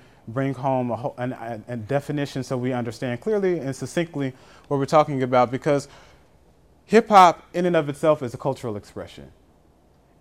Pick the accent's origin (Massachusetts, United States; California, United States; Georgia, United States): Georgia, United States; Atlanta; I'm from Atlanta